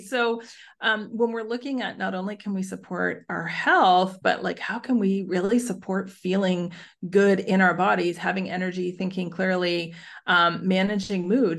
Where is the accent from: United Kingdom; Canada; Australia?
Canada; now in Netherlands; I'm Canadian, but living overseas, so I live in the Netherlands